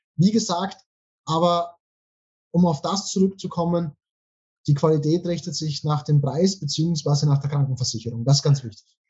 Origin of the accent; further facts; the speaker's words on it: Austria; now in Thailand; Bei uns in Österreich